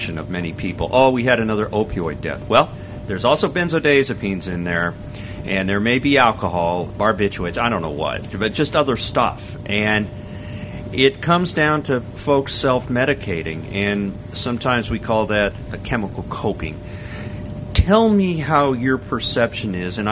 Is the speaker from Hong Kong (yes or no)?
no; Colorado, United States; moved away; I'm originally from Colorado